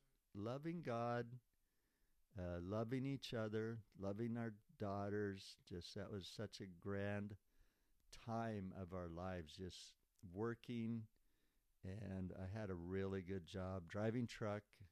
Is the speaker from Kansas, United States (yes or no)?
yes; Montezuma, Kansas, United States; moved away as an adult; now in Lebanon, United States; I came from Montezuma, Kansas, to Lebanon, Oregon, to serve 2 years in the Lebanon hospital here, volunteer